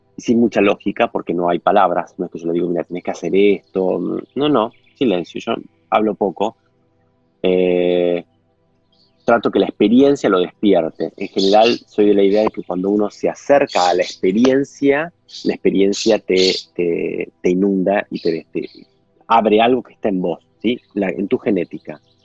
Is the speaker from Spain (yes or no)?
no; Argentina; como argentino